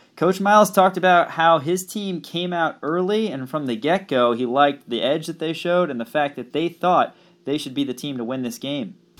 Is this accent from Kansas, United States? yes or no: yes; Kansas side, United States; growing up on the Kansas, Missouri side